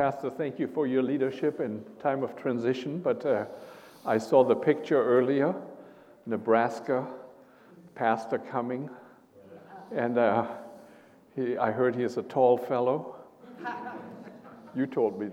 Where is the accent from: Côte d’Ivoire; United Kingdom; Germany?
Germany; English is a second language; moved away as an adult; now in United States; I am from Germany